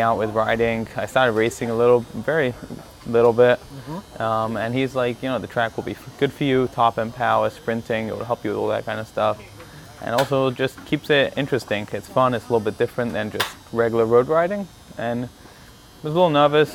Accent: London, United Kingdom; now in Miami, United States; I grew up playing soccer. I'm from London originally, England

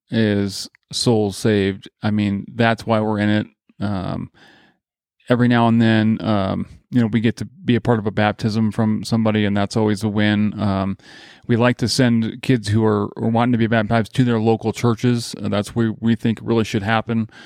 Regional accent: Grand Rapids, Michigan, United States; moved away; also born or lived in Nebraska; I grew up in Grand Rapids, Michigan

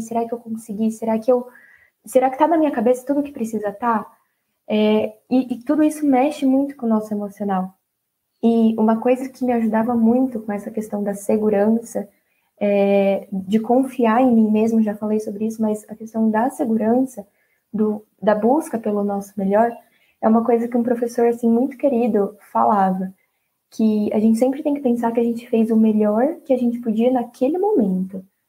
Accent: Bauru, São Paulo, Brazil; Eu sou de Bauru mesmo

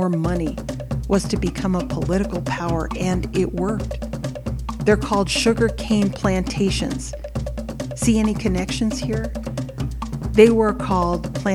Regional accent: Samoa; moved away; also born or lived in United States; I was born in the United States, so I'm a birthright citizen of the U.S. But because of the laws when I was born, I am also a citizen of Western Samoa. I went to school there.

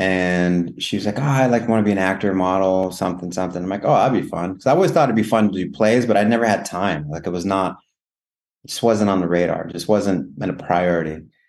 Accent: Rawlins, Wyoming, United States; moved away as an adult; also born or lived in Hanna, Wyoming / Laramie, Wyoming / Colorado / Nebraska; now in Los Angeles, United States; I was born in a small town called Rawlins, Wyoming. Grew up in Rawlins and Hanna, which is a neighboring town for most of my youth. We traveled, kind of moved around Rawlins, Hanna, Laramie, a little bit of Colorado.

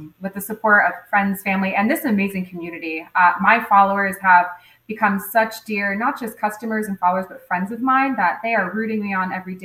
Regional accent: Fort Myers, Florida, United States; I was born and raised here in Fort Myers

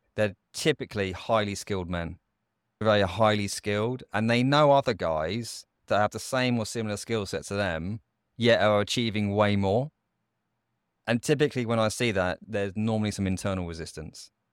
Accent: United Kingdom; I grew up just outside of London

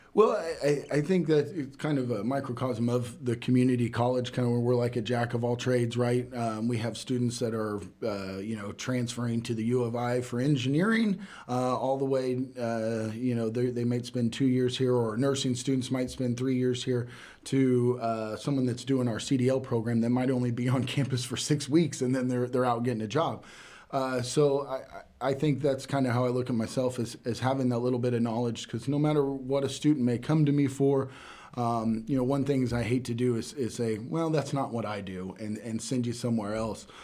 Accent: Catlin, Illinois, United States; grew up in Catlin, uh, went to what was Catlin High School then

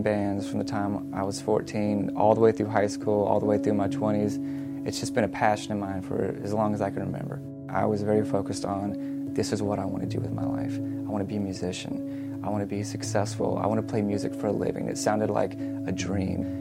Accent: Montgomery, Alabama, United States; I grew up in Montgomery

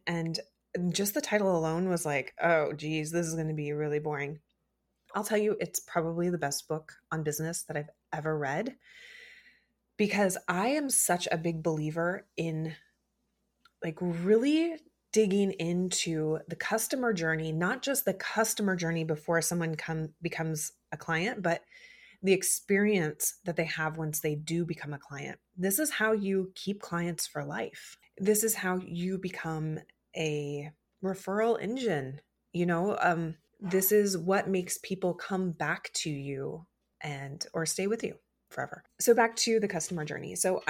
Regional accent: Midwest, South, United States; I grew up in the South and the Midwest, where it's, you know, hot and muggy and buggy

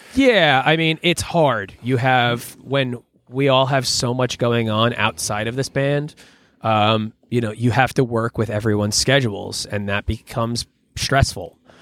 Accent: Long Island, New York, United States; moved away; also born or lived in Philadelphia; I grew up on Long Island and only about an hour from New York City.

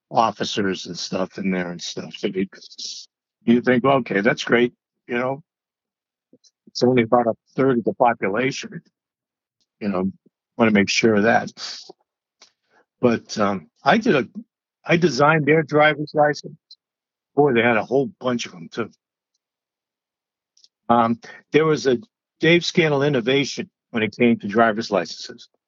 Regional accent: New England, United States; So I said, you know, I'm a kid from New England.

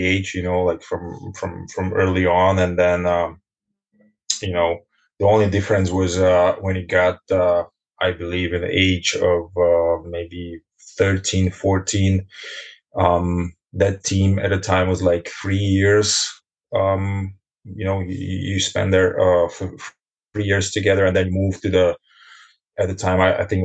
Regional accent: Bratislava, Bratislava Region, Slovakia; moved away as an adult; now in Germany; I'm born and raised in Bratislava

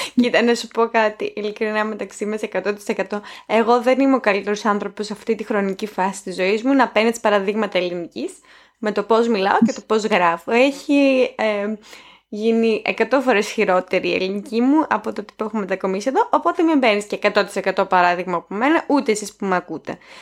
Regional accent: Greece; moved away; ήρθα στην Ελλάδα

